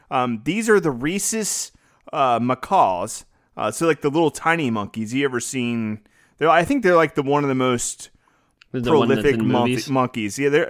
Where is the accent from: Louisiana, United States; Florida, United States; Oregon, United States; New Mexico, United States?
Louisiana, United States; Well, I'm from Louisiana. I know that scenery of like the trees and the moss and like the swampy looking area.